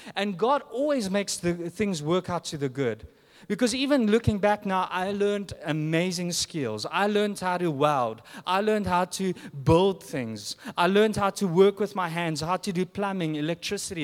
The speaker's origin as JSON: {"language": "English", "country": "South Africa", "moved": "yes", "said": "I'm from South Africa."}